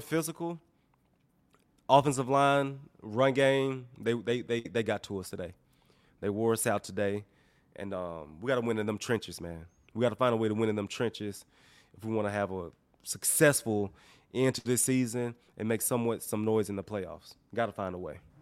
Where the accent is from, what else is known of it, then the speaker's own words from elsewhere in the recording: Mississippi, United States; I'm, I'm from Mississippi.